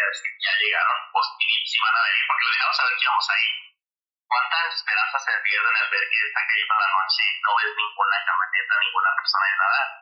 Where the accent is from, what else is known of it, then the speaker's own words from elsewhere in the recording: Michoacán, Mexico; now in United States; mi ciudad natal, a la tierra Michoacán